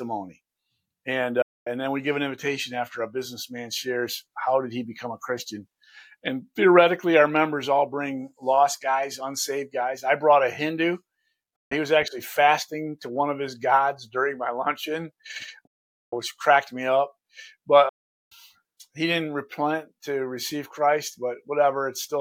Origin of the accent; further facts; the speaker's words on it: Lansing, Michigan, United States; I'm right here from Lansing